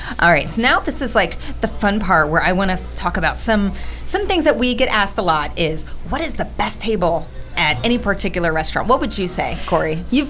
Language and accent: English; Loudoun County, Virginia, United States; I am actually from Loudoun County